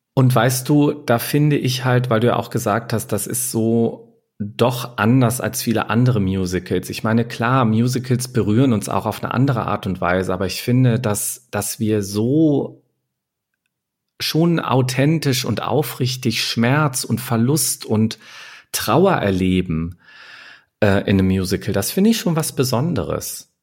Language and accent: German; Germany; Und für uns als Deutsche